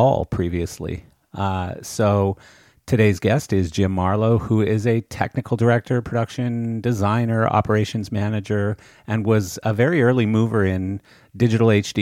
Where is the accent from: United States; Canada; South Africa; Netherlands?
Canada; moved away as an adult; I come from Canada originally, but I've been in the industry in this country for 32 years now.